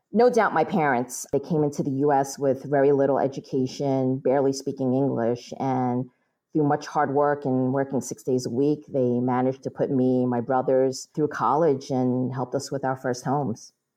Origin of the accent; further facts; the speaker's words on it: New York, United States; I was born and raised in New York